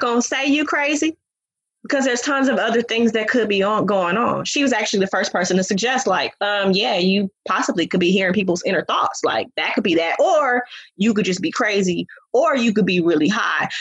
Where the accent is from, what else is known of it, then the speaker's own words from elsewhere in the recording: Oakland, California, United States; I'm from Oakland